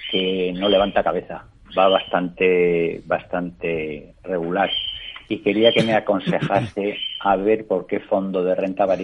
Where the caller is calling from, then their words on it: Valencia, Valencian Community, Spain; Buenos días … de Valencia.